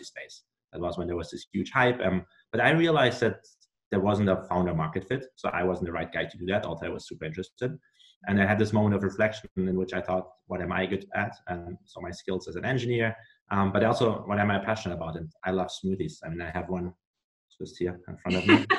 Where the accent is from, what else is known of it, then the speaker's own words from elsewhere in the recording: Germany; moved away as an adult; now in United States; I'm originally from Germany. I came to the US 3 years ago to do my MBA